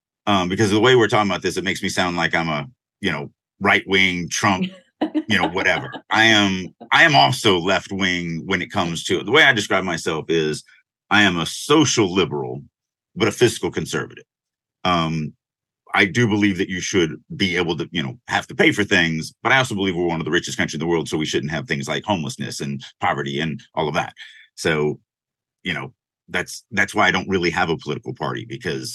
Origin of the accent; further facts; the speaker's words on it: United States; I'm American